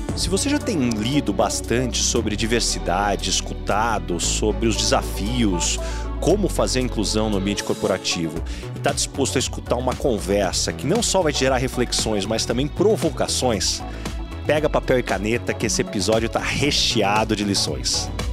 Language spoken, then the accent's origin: Portuguese; São José do Rio Preto, São Paulo, Brazil; eu sou de São José do Rio Preto, então ETEC Filadelfo Gouveia Neto, onde eu fiz o curso de processamento de dados